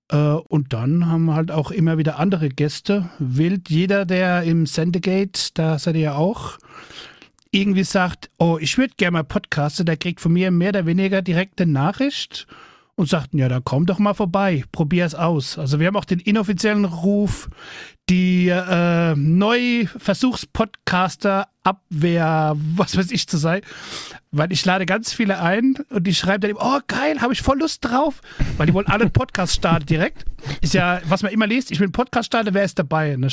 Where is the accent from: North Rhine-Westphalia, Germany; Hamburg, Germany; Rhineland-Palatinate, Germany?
Rhineland-Palatinate, Germany; Ja, ich komme aus dem fernen Rheinland-Pfalz.